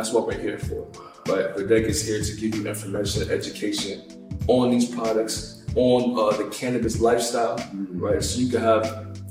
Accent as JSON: {"language": "English", "town": "New York City", "region": "New York", "country": "United States", "said": "I live in the Bronx. You from the Bronx? Yeah, I'm from Highbridge."}